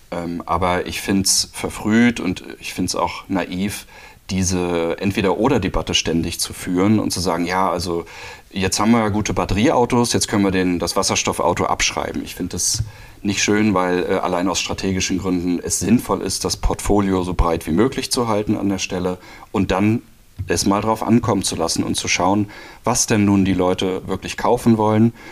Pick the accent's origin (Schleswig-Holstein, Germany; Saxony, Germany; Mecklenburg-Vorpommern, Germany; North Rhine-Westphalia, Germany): Mecklenburg-Vorpommern, Germany; Elektromobilität in MV, äh, weil das schon immer auch für mich so ein persönliches Thema gewesen ist, weil ich komme hier quasi aus der Ecke